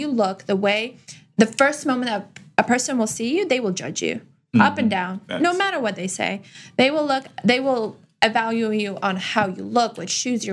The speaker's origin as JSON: {"language": "English", "country": "Russia", "moved": "yes", "lives_now": "United States", "said": "I come from Russia. So our culture is just peacocking all day, every day for women."}